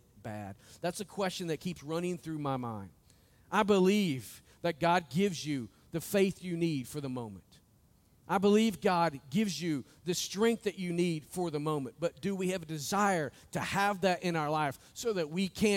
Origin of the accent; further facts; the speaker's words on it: United States; us as the American church